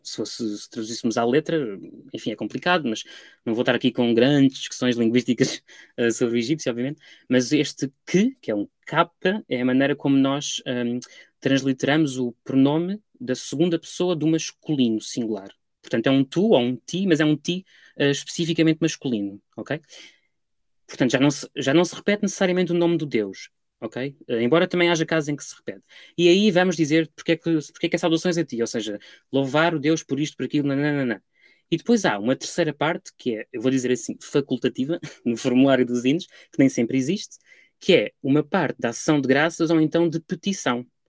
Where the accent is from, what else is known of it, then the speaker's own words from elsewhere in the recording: Lisbon, Portugal; moved away as an adult; also born or lived in Paris; now in London, United Kingdom; ao ir de Lisboa para Paris e depois de Paris para Londres